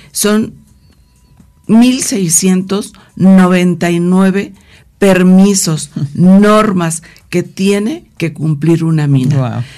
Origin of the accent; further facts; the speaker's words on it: Guerrero, Mexico; porque yo soy de Guerrero